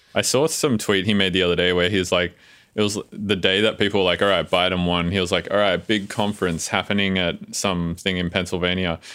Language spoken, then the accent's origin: English; Australia; now in United States